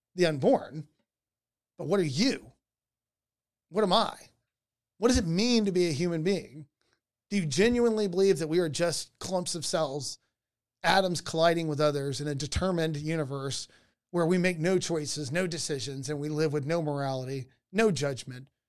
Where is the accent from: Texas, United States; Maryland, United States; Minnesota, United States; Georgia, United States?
Georgia, United States; I grew up in Georgia